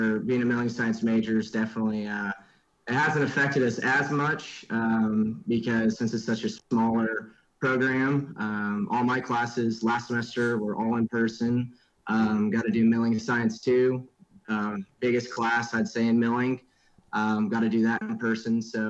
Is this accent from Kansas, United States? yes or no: yes; Andale, Kansas, United States; from Andel, Kansas, a little town outside of Wichita, about 15 minutes